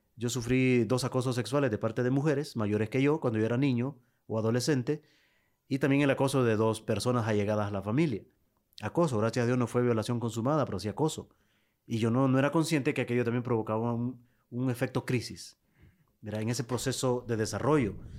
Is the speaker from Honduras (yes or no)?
yes; Lepaterique, Francisco Morazán, Honduras; mi pueblo, en Lepaterí